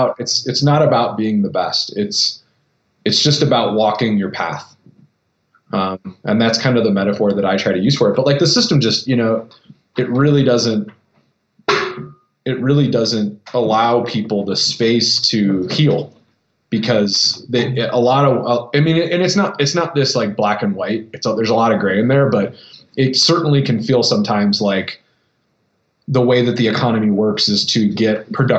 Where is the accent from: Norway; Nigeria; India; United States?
United States; Toledo, Ohio; growing up in Toledo, Ohio